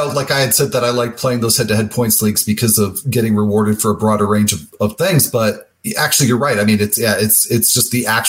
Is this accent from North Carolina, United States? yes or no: no; New Jersey, United States; also born or lived in Chicago / Michigan; I was born in Chicago, grew up basically in Jersey, but both a little bit North Jersey.